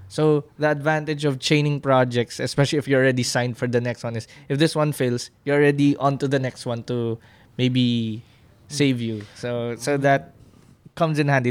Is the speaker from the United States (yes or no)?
no; Philippines; as a Filipino